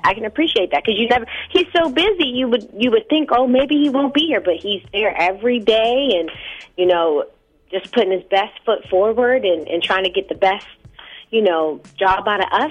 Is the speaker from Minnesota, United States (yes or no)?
no; Los Angeles, California, United States; I have to rep the Lakers because I'm from Los Angeles.